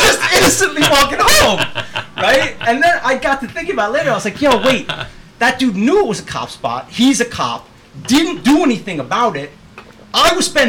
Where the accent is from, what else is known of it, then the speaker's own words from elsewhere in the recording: New York City, New York, United States; moved away; We grew up in New York City in Manhattan